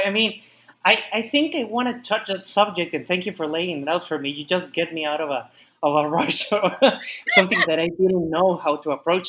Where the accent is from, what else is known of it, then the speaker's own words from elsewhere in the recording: Mexico; also born or lived in Austin, Texas; what we Mexicans always miss is food